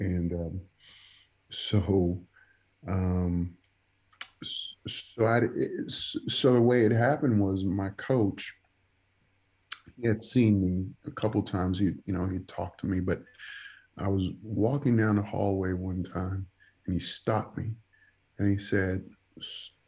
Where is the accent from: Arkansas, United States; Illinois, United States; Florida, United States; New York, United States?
New York, United States; New York City; first language Spanish; English is a second language; moved away as an adult; also born or lived in Dominican Republic / Stockton; now in Indianapolis, United States; I grew up in the Bronx, grew up in the South Bronx.